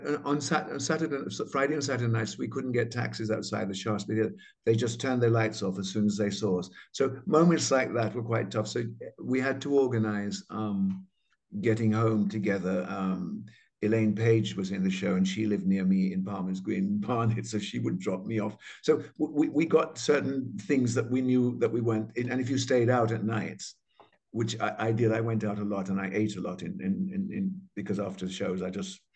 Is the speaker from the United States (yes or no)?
no; Jamaica; moved away; I was from Jamaica